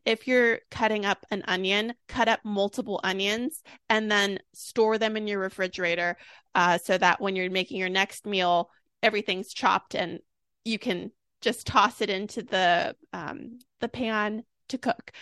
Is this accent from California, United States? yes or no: yes; Sacramento, California, United States; I'm from Sacramento.